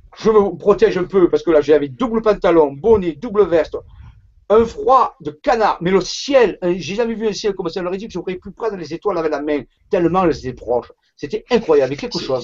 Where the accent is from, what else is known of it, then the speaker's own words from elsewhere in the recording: Marseille, Provence-Alpes-Côte d'Azur, France; also born or lived in Saint-Raphaël; je suis né à Marseille